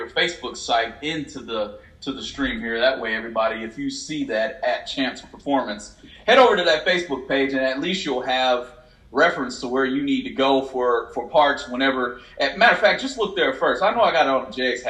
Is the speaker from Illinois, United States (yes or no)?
yes; Illinois, United States; I'm from Illinois